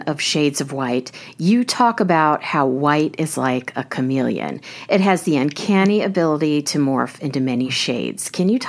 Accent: Prairie Village, Kansas, United States; now in New York City, United States; I grew up in Kansas. It was called Prairie Village, Kansas, to be exact. And I live in New York City now

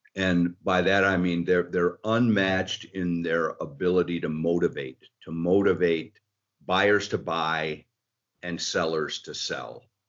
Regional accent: outside of Detroit, Michigan, United States; I grew up outside of Detroit

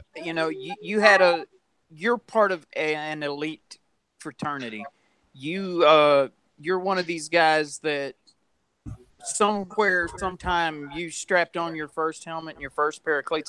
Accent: West Monroe, Louisiana, United States; I'm from West Monroe, Louisiana, and – one of uh, the the prides of our local high school

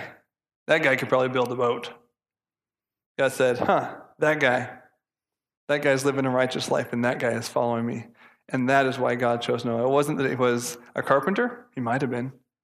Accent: United States; I'm American

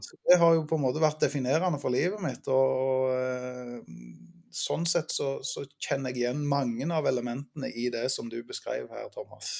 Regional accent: Ålgård, Rogaland, Norway; Jeg eh, vokste opp på Ålgård

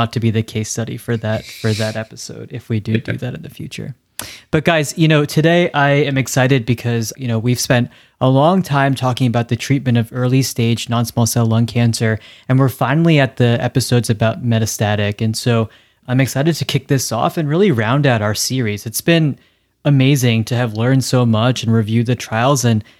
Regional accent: New Jersey, United States; moved away; I'm from New Jersey. Although I guess we have ticks there. But I also never really ventured outdoors when I lived up there

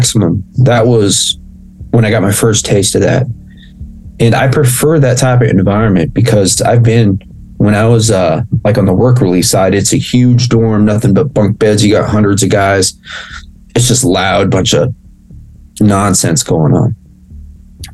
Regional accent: United States; if I'm Mexican, I was born here in the States.

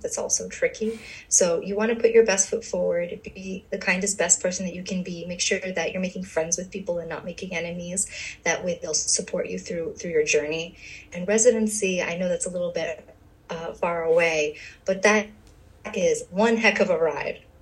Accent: New York City, New York, United States; moved away as an adult; also born or lived in USSR / Long Island, New York / Bronx, New York; now in New Jersey, United States; I am from uh, the USSR, and we came to the States when I was two, and I grew up in Brooklyn

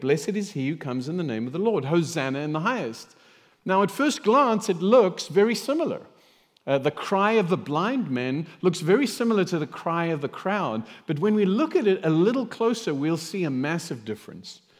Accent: South Africa; moved away; I grew up in South Africa

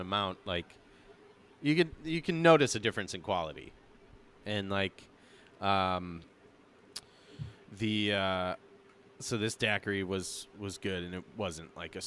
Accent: Chicago, Illinois, United States; also born or lived in New York; now in New Orleans, United States; growing up in the Chicagoland area

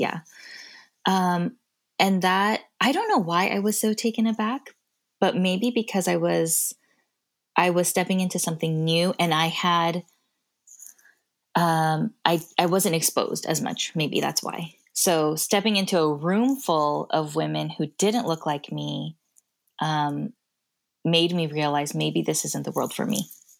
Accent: Kazakhstan; Oh, I grew up in Kazakhstan.

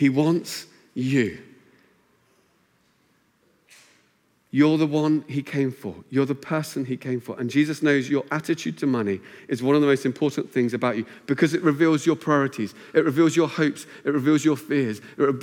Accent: Luton, East of England, United Kingdom; moved away as an adult; also born or lived in Cambridge; Where I grew up in Luton, it meant you invested your money in cars

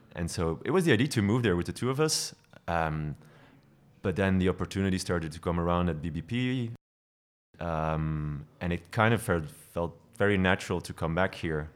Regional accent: Belgian coast, Flanders, Belgium; moved away as an adult; also born or lived in Ghent; now in Brussels, Belgium; I grew up on the coast.

